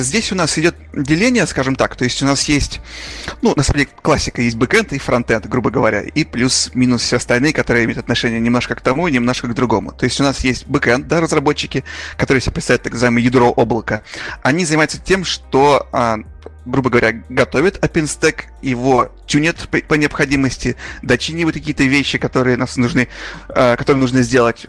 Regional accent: Urals, Russia; also born or lived in Magnitogorsk, Russia; я сам тоже с Урала

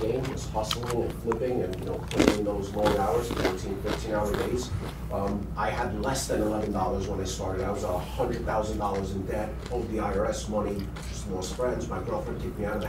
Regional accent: New York City, New York, United States; I was born and raised in Brooklyn, high school dropout.

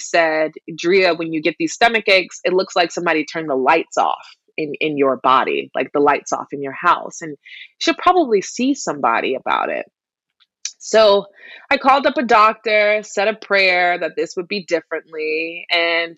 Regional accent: South Carolina, United States; moved away; I am originally from South Carolina

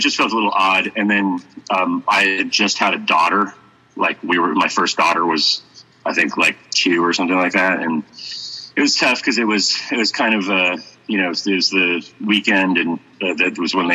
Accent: Massachusetts, United States; now in Florida, United States; I grew up in Massachusetts

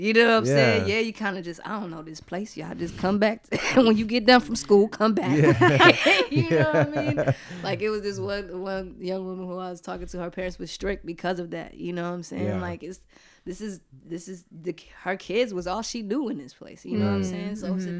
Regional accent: Georgia, United States; Yo, you know the different thing about Georgia and New York was everything was so far.

